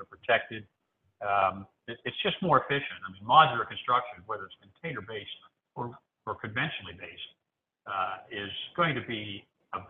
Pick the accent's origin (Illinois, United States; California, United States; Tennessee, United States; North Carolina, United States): Tennessee, United States; Nashville; I'm also from Nashville